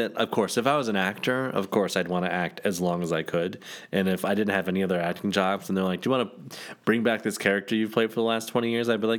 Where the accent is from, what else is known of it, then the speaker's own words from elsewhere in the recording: Michigan, United States; growing up in Michigan